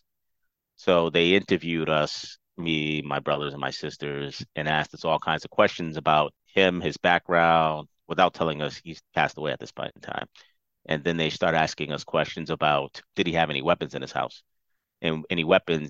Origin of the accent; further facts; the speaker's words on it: Fall River, Massachusetts, United States; also born or lived in Providence, Rhode Island; I'm from Fall River, Massachusetts.